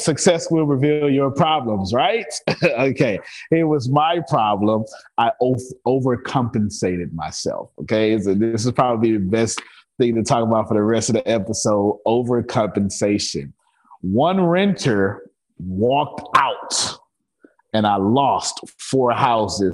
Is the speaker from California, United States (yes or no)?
no; Galveston, Texas, United States; I'm from Galveston Island, Texas